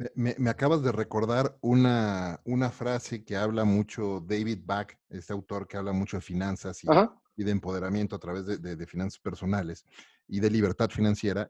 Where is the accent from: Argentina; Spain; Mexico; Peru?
Mexico; como mexicano